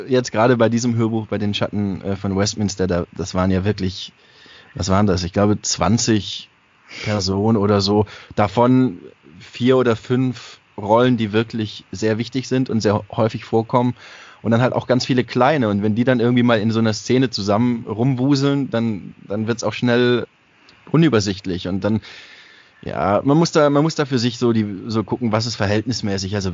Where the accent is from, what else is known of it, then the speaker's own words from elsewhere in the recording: Baden-Württemberg, Germany; accent: Swabian; Also ich habe auch Dialekt gesprochen und alles. Also es war jetzt für mich nicht so, also ich war schon Schwabe halt.